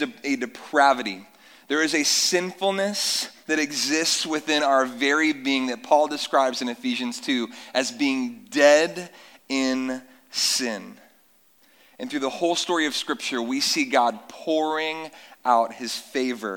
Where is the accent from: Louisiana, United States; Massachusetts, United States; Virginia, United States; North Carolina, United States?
North Carolina, United States; moved away; I grew up in North Carolina on warm summer nights that we don't see many of here